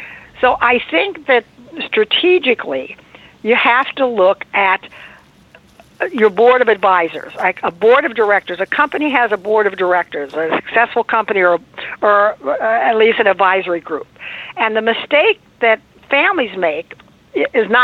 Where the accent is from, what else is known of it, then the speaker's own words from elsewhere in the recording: Indiana, United States; now in Beverly Hills, United States; I am originally from Indiana